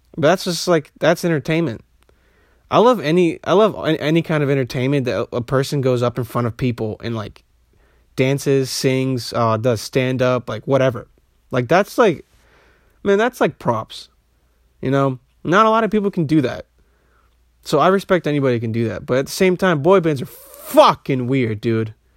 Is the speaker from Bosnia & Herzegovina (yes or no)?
yes; Bosnia & Herzegovina; I'm, I'm from Bosnia